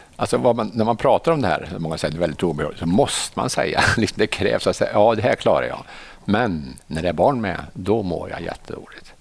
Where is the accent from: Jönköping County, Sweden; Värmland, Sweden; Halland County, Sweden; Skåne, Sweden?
Värmland, Sweden; Arvika; moved away; also born or lived in Stockholm; jag är från Narvika från början